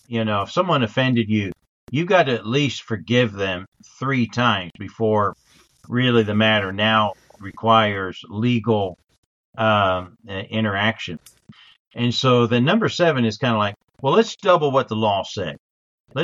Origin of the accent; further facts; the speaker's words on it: Indiana, United States; You know, I was born in Indiana.